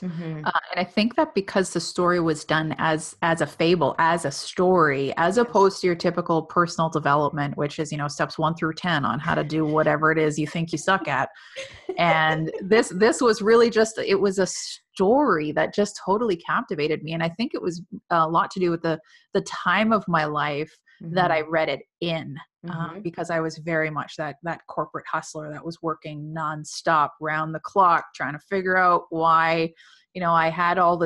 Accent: west of Sudbury, Northern Ontario, Canada; moved away as an adult; also born or lived in Toronto / Alberta; now in New Brunswick, Canada; I was born and raised in Northern Ontario, so just a little bit west of Sudbury for anybody that's familiar with that area.

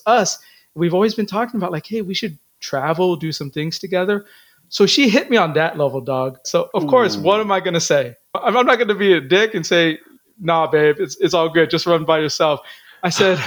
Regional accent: Philippines; I'm Filipino

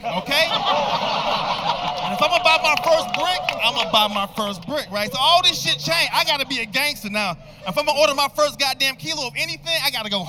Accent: Chicago, Illinois, United States; I'm from Chicago

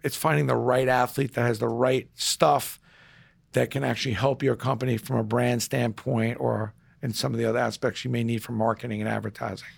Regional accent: New York City, New York, United States; now in New Rochelle, United States; growing up in Brooklyn, you gr, you walked down the street, every one of your neighbors treated you like that you were their kid.

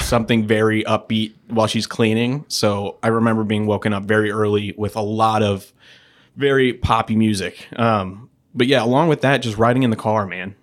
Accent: St. Louis, Missouri, United States; also born or lived in Oakville, Missouri / Kirkwood, Missouri; Saint Louis born and raised. I, uh, I grew up in Oakville, kinda South County area, right between Oakville and Melville.

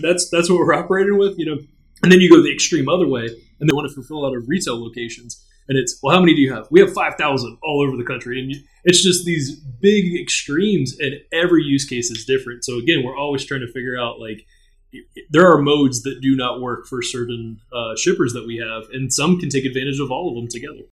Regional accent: Orlando, Florida, United States; third generation from Orlando, grew up here

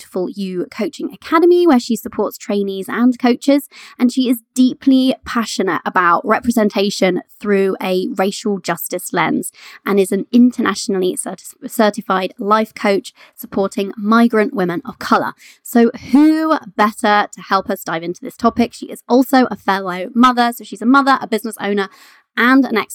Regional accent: Canada; now in United Kingdom; I was born in Canada

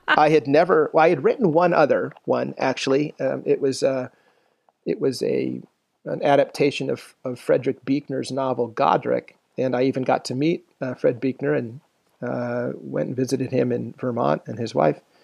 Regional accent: Philippines; moved away; I grew up in the Philippines

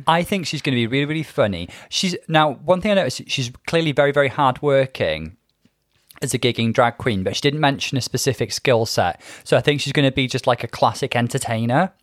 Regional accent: Bangor, Wales, United Kingdom; I grew up in Wales. I grew up in Bangor.

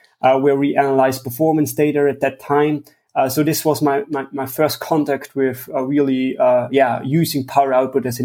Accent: Tyrol, Austria; I'm from Austria, the western part of Austria in Tyrol

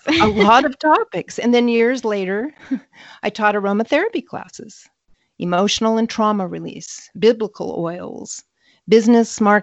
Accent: northern Michigan, United States; I grew up mostly in the Midwest in northern Michigan

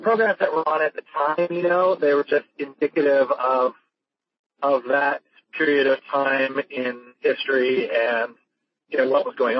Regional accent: Victoria, British Columbia, Canada; I was brought up in Victoria, British Columbia, Canada, small town.

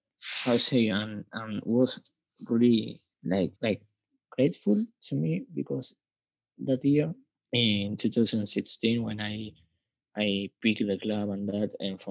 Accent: Buenos Aires, Argentina; English is a second language; I'm from Argentina

